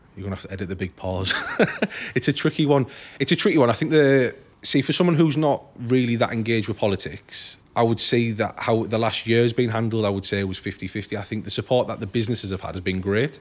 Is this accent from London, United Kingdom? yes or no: no; Billingham, North East England, United Kingdom; moved away as an adult; now in Hartlepool, United Kingdom; I'm from Billingham originally